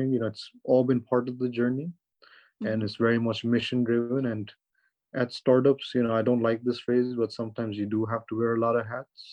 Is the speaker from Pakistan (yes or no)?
yes; Pakistan; moved away as an adult; now in United States; I'm from Pakistan